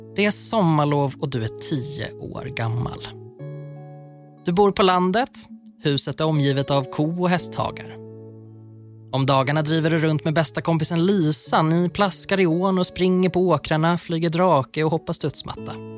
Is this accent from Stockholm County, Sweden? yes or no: no; Värmland, Sweden; Där jag kommer ifrån så kallar man Näcken strömkarn